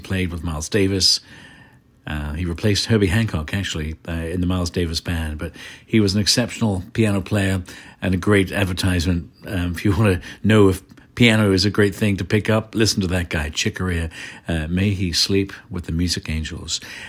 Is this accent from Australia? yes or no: no; Ireland; also born or lived in England; When I was a kid growing up in Ireland and England, BBC Radio 1 was my station.